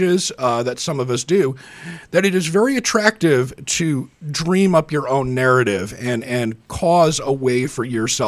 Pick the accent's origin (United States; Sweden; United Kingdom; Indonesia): United Kingdom; moved away; I grew up in Britain, and I come out of a very strong tradition